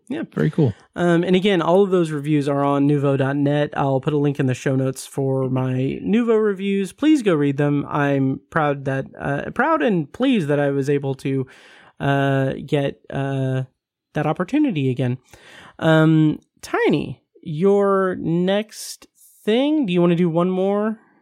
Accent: Speedway, Indiana, United States; both of us growing up in Speedway

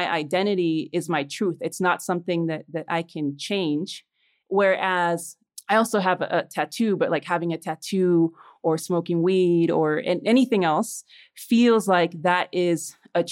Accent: Chicago, Illinois, United States; born or raised there; also born or lived in Los Angeles, United States; now in Mexico City, Mexico

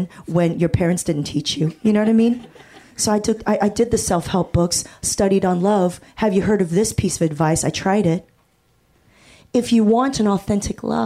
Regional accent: Torrance, California, United States; I grew up in Torrance and down here

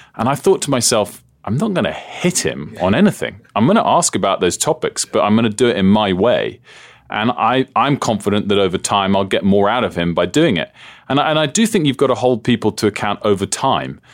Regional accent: United Kingdom; moved away as an adult; also born or lived in United States; I'm a Brit

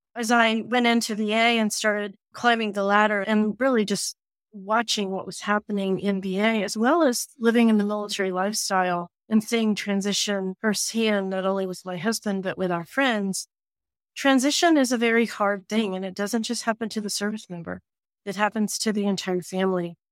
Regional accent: Appalachia, United States; moved away; growing up in Appalachia

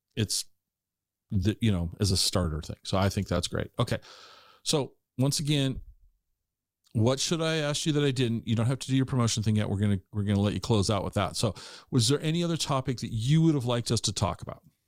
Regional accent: Puyallup, Washington, United States; also born or lived in Ellensburg / Seattle / Tacoma; now in Eastern Washington, United States; I grew up in Puyallup in the Puyallup area

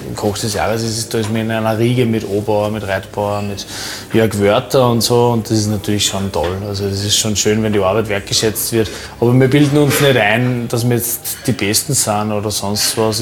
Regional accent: Upper Austria, Austria; bei uns in Oberösterreich

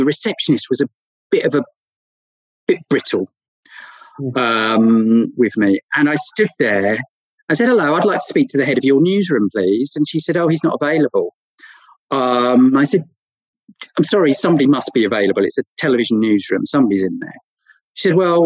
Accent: Norfolk, East of England, United Kingdom; from Norfolk

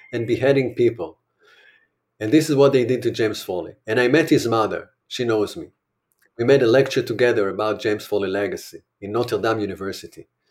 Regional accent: Israel; I'm an Israeli

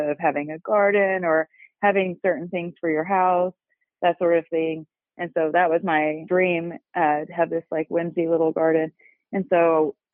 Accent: Claremore, Oklahoma, United States; I was born in Claremore, Oklahoma

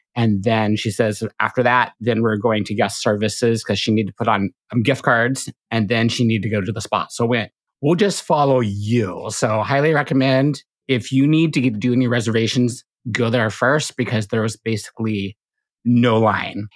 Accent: Pacific Northwest, United States; growing up in the Pacific Northwest

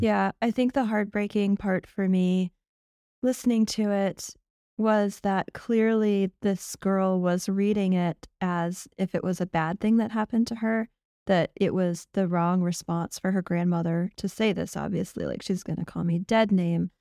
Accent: United States; as an American

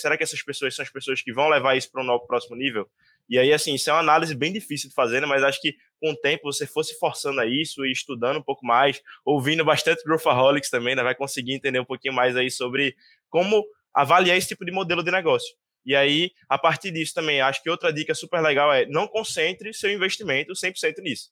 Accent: Recife, Pernambuco, Brazil; eu sou de Recife

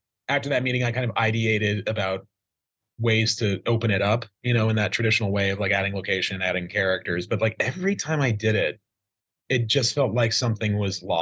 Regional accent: Idaho, United States; I grew up in Idaho in a small town

